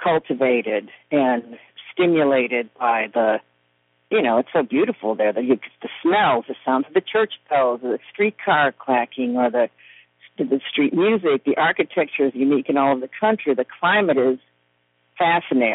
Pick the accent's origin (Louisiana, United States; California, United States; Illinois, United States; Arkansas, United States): Illinois, United States; Chicago; moved away as an adult; now in New Orleans, United States; I grew up in South Chicago in the steel mills